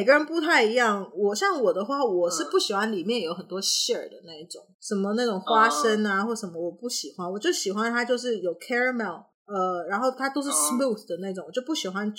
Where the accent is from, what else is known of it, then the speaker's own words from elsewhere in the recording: Canada; 我我其实小时候呢，我是在加拿大，